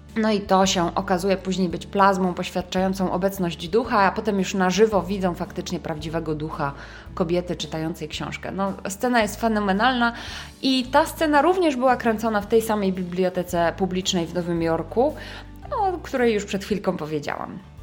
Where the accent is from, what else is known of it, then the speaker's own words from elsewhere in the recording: Łódź, Łódź Voivodeship, Poland; łódzki akcent, e, czyli z mojego rodzinnego miasta